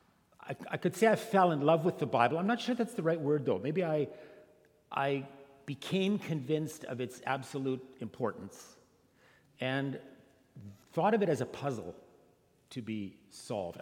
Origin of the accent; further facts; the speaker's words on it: Canada; moved away as an adult; also born or lived in Scotland / Germany; now in Fresno, United States; I grew up in a very conservative immigrant community in Canada.